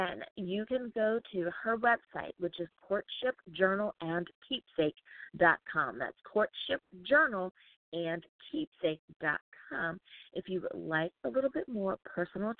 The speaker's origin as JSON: {"language": "English", "country": "United States", "said": "United States of America, my home country, my home sweet home"}